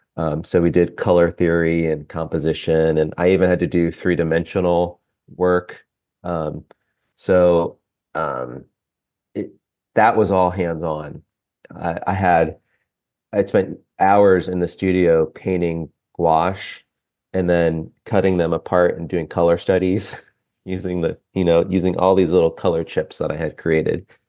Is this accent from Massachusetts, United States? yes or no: no; Ohio, United States; also born or lived in Lancaster, Pennsylvania; now in Cincinnati, United States; I grew up in Ohio, about two hours north of Cincinnati